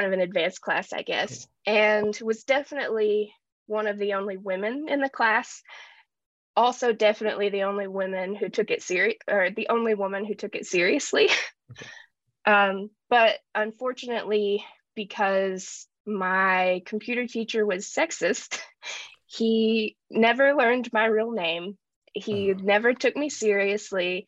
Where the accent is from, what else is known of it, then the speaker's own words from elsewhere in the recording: Appalachian Mountains, United States; growing up in the Appalachian Mountains